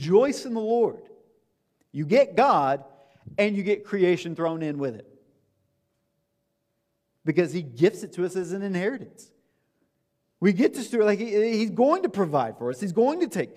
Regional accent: the South, United States; I'm from the South

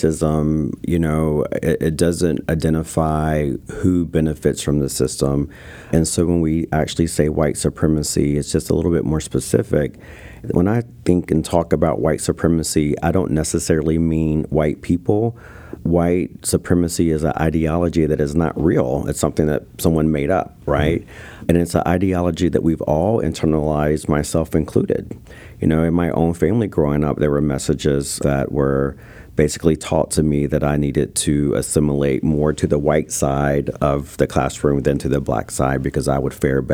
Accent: North Carolina, United States; being Native American in North Carolina on the East Coast

